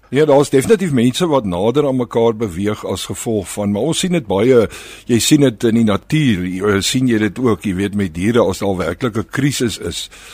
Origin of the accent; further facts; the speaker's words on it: Malmesbury, Western Cape, South Africa; ek het op Mamesbury groot geword.